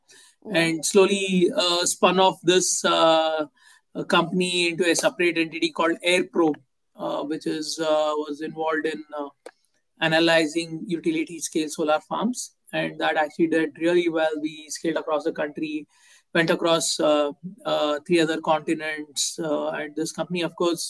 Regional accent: Bangalore, Karnataka, India; I grew up in Bangalore. I did most of my education here.

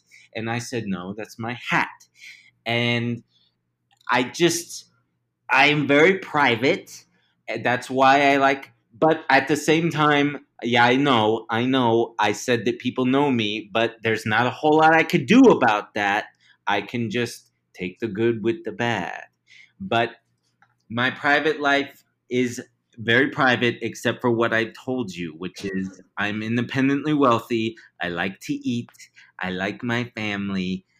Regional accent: Chicago, Illinois, United States; Let's see. I'm from Chicago. I was born and raised in the outer loop.

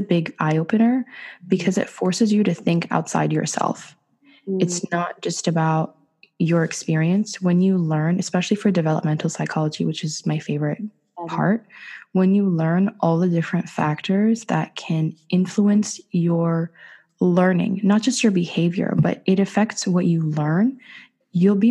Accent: Ottawa, Ontario, Canada; born or raised there; also born or lived in Dubai, United Arab Emirates

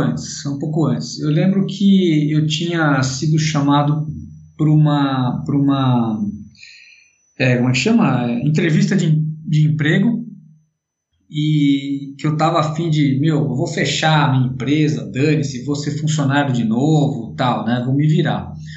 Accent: Brazil; como brasileiros

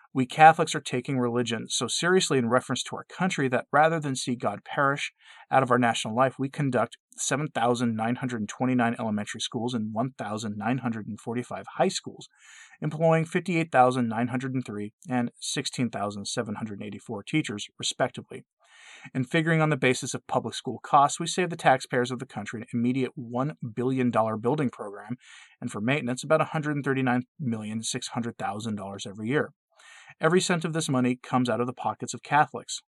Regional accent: United States; I'm an American myself, but, and I do love my country

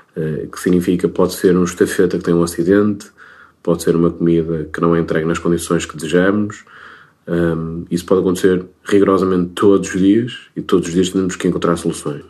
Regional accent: Minho, Portugal; sendo minhoto

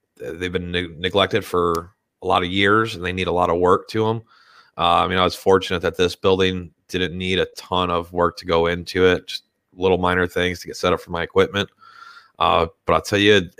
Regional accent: Detroit, Michigan, United States; moved away as an adult; also born or lived in Philadelphia, Pennsylvania; now in Pottstown, United States; I'm not actually originally from this area. I grew up in Detroit.

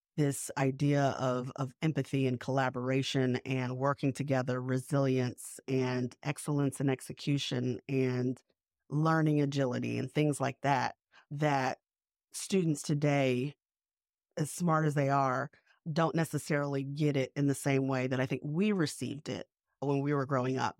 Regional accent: the South, United States; also born or lived in New York; now in Savannah, United States; I grew up mostly in the South

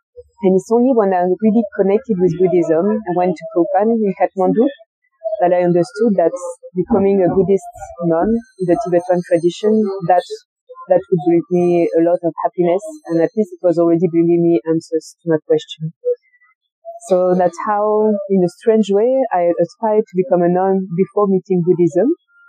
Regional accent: France; English is a second language; also born or lived in Colombia; I'm French. {S1} mm. {S2} Maybe you could notice it with my accent. I was born in Colombia and was adopted. I was a baby and arrived in France.

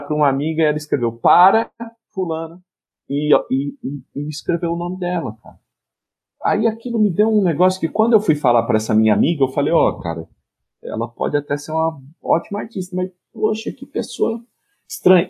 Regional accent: Piracicaba, São Paulo, Brazil; moved away as an adult; now in Recife, Brazil; eu sou de São Paulo nascido, mas moro em Recife

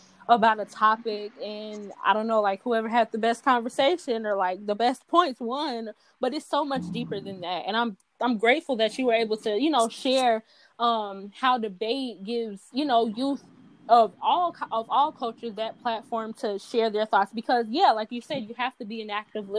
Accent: Chicago, Illinois, United States; growing up on the South Side and having parents that lived on two different sides of Chicago

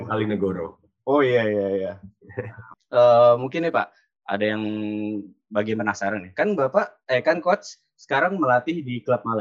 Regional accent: Magelang, Central Java, Indonesia; saya juga asli Magelang

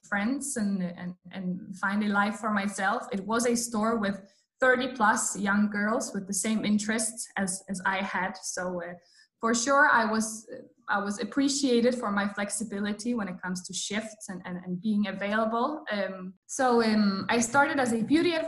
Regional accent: Poland; moved away as an adult; now in Copenhagen, Denmark; I come from Poland and I came to Denmark to study 6.5 years ago.

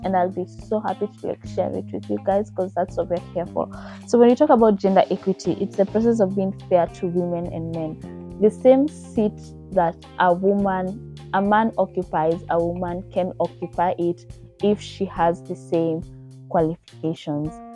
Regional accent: Kenya; I'm from Kenya

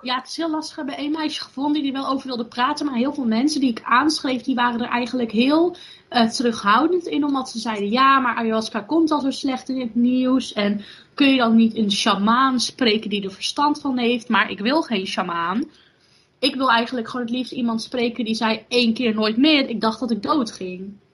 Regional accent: Borssele, Zeeland, Netherlands; in de gemeente waar ik vandaan kom, in Zeeland, in de gemeente Borselen

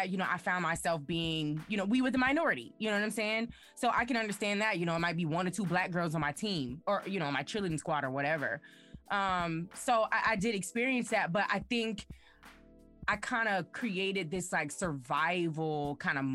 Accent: Chester, Virginia, United States; moved away as an adult; I'm from Chester, Virginia, and everybody I went to high school

